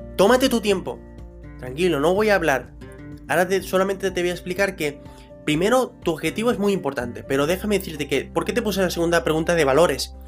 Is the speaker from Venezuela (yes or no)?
yes; Venezuela; now in Spain; yo soy de Venezuela, llegué aquí a España